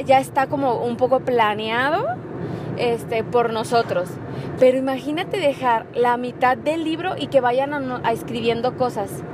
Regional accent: Mexico; also born or lived in Mérida; soy mexicana

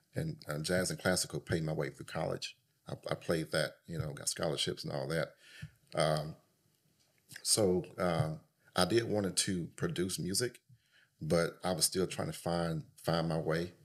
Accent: Jackson, Mississippi, United States; moved away as an adult; now in Dallas, United States; I was born and raised in Jackson, Mississippi

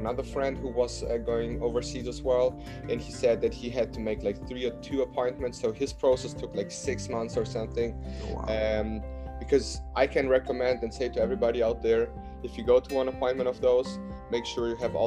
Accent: Munich, Bavaria, Germany; English is a second language; moved away as an adult; now in United States; I'm from Munich, one of the south

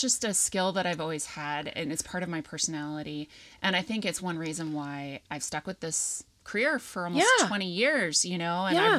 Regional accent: North Carolina, United States; now in Rochester, Minnesota, United States; I am not from here. I am from North Carolina.

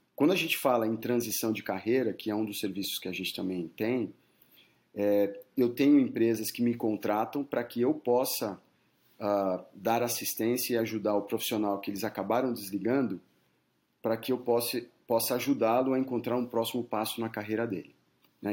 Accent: Brazil; moved away as an adult; now in United States

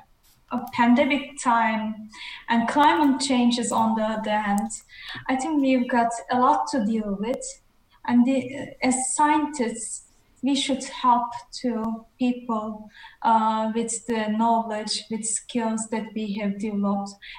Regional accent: Netherlands; now in Sweden; I'm from the Netherlands, currently in Sweden

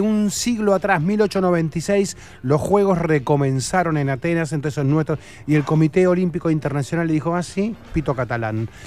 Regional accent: Argentina; Somos argentinos

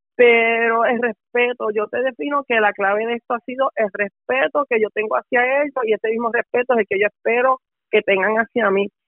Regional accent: Guaynabo, Puerto Rico; also born or lived in Utuado, Puerto Rico; now in Bayamón, Puerto Rico; yo soy natural de Guaynabo, Puerto Rico

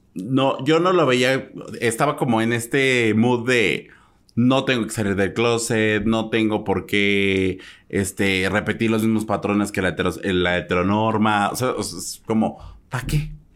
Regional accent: Mexico

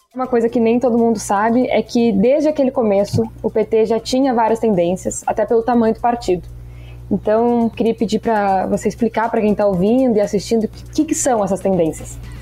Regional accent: Rio Grande do Sul, Brazil; eu venho do Rio Grande do Sul

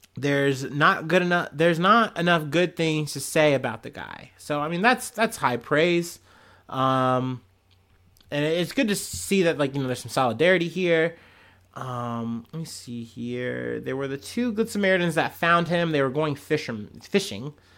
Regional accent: United States; I'm an American

